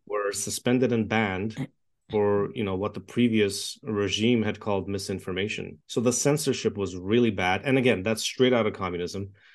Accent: Toronto, Ontario, Canada; English is a second language; moved away as an adult; also born or lived in Czechoslovakia / Montreal, Canada; now in Edmonton, Canada; I grew up in Toronto. I was born in communist Czechoslovakia, escaped communism when I was young. Uh, we lived in a refugee camp for a year. I learned to speak English there. And grew up in Toronto

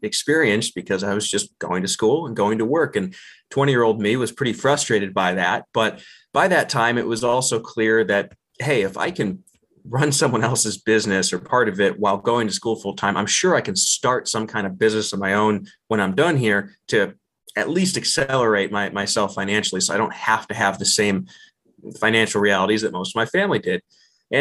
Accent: Ohio, United States; moved away as an adult; now in Colorado Springs, United States; growing up in Ohio, we didn't have much money. It was very rural, about 50 minutes southwest of Cleveland

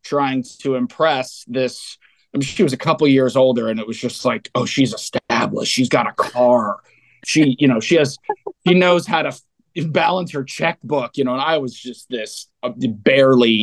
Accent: Fremont, California, United States; I come from the San Francisco Bay Area in a town called Fremont, which is about midway between San Jose and San Francisco. So real bedroom community, suburban city, really kind of idyllic place to grow up in the 80s

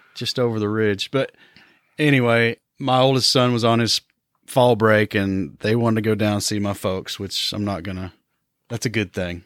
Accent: Johnson City, Tennessee, United States; moved away; Johnson City, Tennessee, which is my hometown

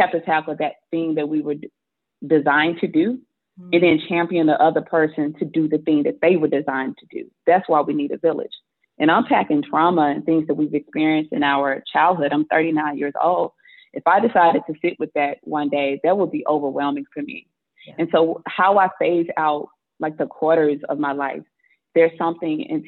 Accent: Mississippi, United States; I grew up in Mississippi

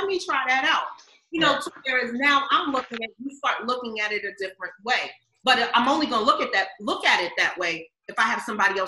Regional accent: New York, United States; I'm a New Yorker

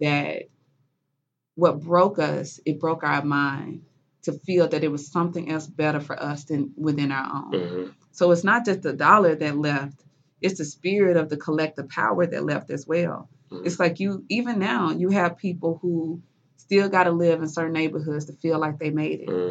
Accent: Mississippi, United States; moved away; I'm from Mississippi

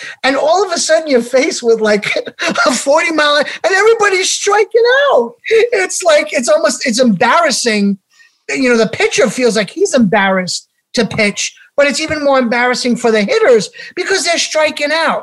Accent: New York City, New York, United States; we're from New York, so kind of like I grew up in Queens

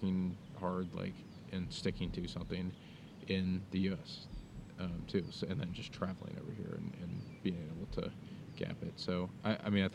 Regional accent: United States

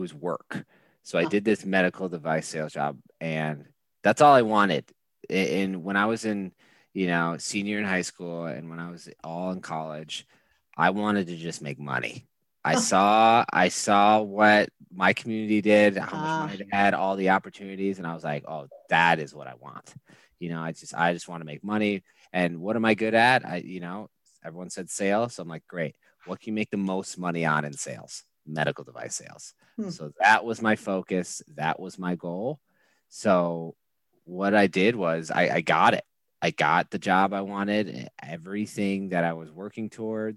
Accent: Eden Prairie, Minnesota, United States; moved away as an adult; also born or lived in Montana / Wyoming / Chicago; I grew up in a place called Eden Prairie, Minnesota.

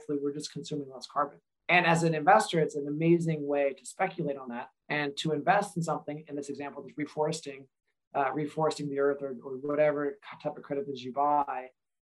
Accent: Eastern Washington, United States; I grew up in Eastern Washington.

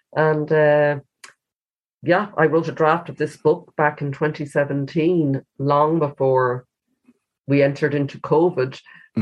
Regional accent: Galway, Connacht, Ireland; I picked my hometown as the place

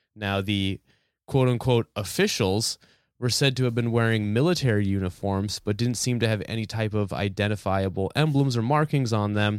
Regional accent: New Hampshire, United States; growing up in New, in New Hampshire

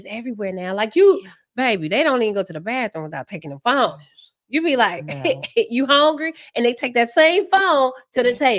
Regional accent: Virginia, United States; also born or lived in Nuremberg, Germany / North Carolina; But I was born in Germany, Nuremberg, and then I moved to North Carolina for a little bit. Then I really grew up in Virginia.

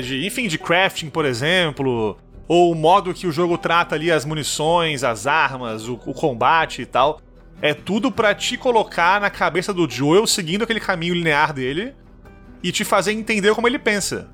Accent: Manezês, Santa Catarina, Brazil; accent: Manezês; sou manesê

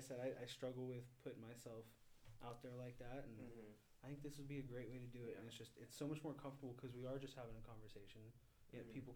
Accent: Medford, Oregon, United States; I was born here in Medford.

